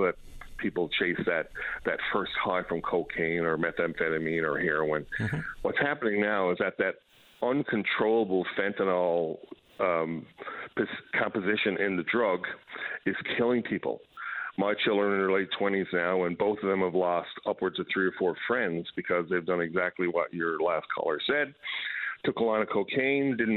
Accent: Newfoundland and Labrador, Canada; moved away as an adult; now in British Columbia, Canada; I practiced law in Newfoundland for quite a long period of time until I moved to British Columbia

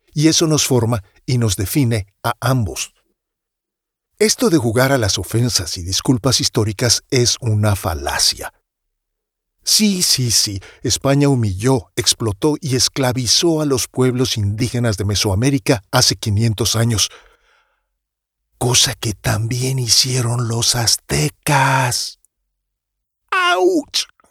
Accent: Mexico; Soy mexicano, mestizo, mexicanísimo

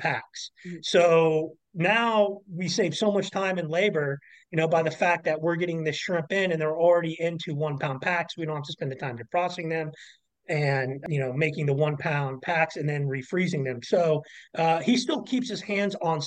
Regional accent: Kansas City, United States; moved away; I'm originally from Kansas City

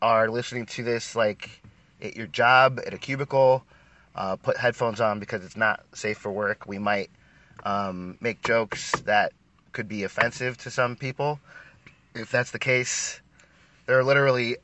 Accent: Florida, United States; we're from Florida

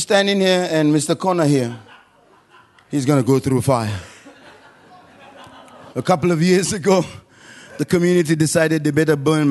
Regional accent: Nigeria; now in Perth, Australia; I'm from Nigeria. We can have church anywhere.

